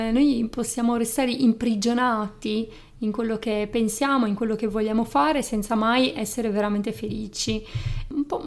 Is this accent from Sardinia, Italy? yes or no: yes; Sardinia, Italy; accent: Sardinian; now in Turin, Italy; io sono laureata in psicologia, sono una psicologa e sono originaria della Sardegna. Forse si, si sente, si sente il mio accento.